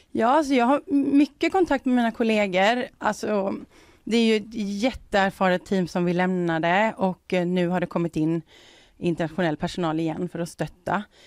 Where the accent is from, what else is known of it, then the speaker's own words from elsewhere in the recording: Sweden; som, som svensk